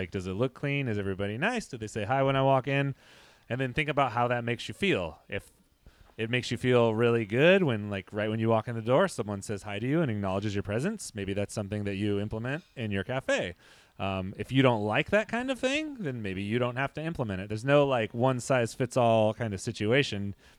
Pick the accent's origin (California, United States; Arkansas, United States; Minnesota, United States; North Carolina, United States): Arkansas, United States; I am from Central Arkansas, and I'm a barista at Blue Sail Coffee.